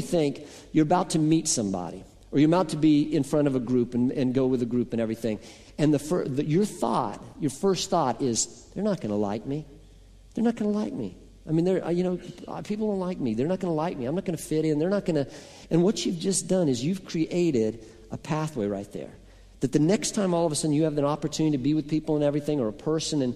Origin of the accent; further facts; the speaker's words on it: Boulder, Colorado, United States; moved away; I grew up in Colorado, as many of you know, and I lived on the top of a hill that overlooked the city of Boulder, Colorado.